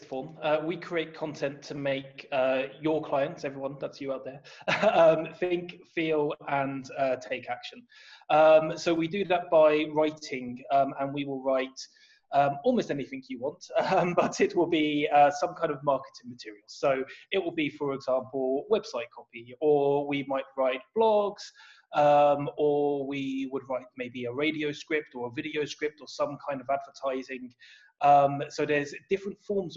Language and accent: English; Luton, East of England, United Kingdom; moved away as an adult; also born or lived in Northampton; now in Netherlands; So I was born in the Luton and Dunstable Hospital in Luton. I grew up there. I spent the first, I'd say 19 years of my life in the house that my dad still lives in.